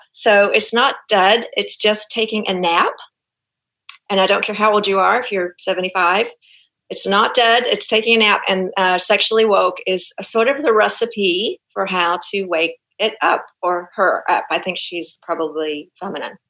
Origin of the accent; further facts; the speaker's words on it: Auckland, New Zealand; accent: Kiwi; now in Houston, United States; my Kiwi accent is going to come out because I'm actually a Kiwi. I was uh, born and raised in Auckland